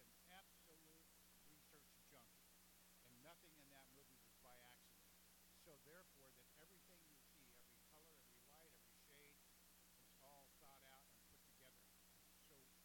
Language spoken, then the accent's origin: English; California, United States; now in Florida, United States; I grew up in California.